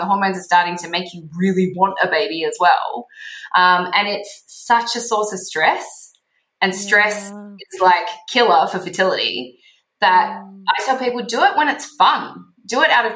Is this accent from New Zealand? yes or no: no; Australia; now in Mexico; I'm Australian